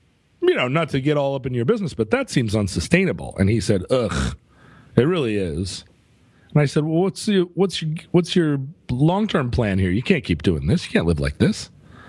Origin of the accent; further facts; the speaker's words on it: Senegal; also I'm from Senegal.